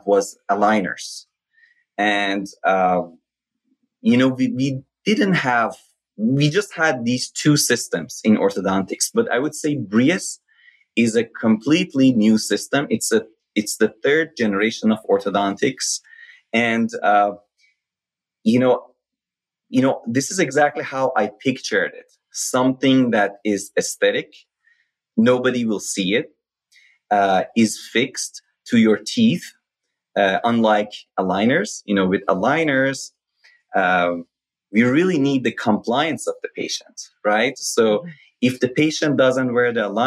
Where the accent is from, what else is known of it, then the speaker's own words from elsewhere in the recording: Shiraz, Fars, Iran; moved away as an adult; now in United States; School of Dentistry in my hometown, Shiraz